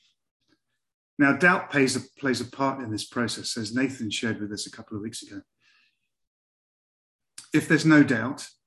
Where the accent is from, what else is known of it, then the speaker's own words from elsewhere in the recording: England, United Kingdom; accent: English; I'm English